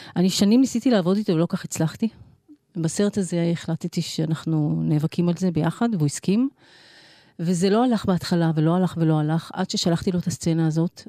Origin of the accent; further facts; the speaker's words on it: Israel; אני נולדתי בארץ